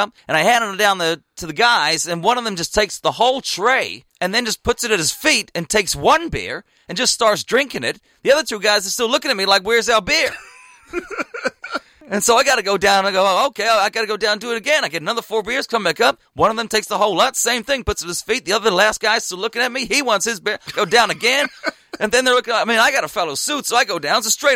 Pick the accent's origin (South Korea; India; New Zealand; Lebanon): New Zealand; I'm from New Zealand